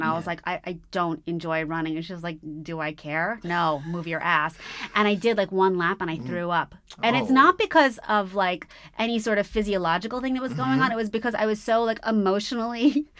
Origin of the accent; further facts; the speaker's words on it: New York City, New York, United States; now in Los Angeles, United States; I grew up in New York.